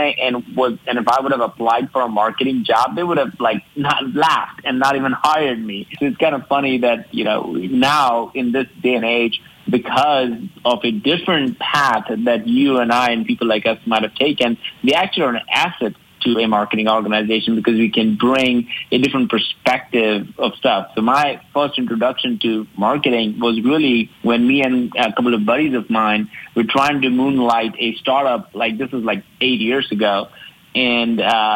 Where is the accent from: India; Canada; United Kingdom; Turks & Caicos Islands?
India; moved away as an adult; also born or lived in Alabama, United States; now in United States; I grew up in India, and I was one of the five, youngest of the five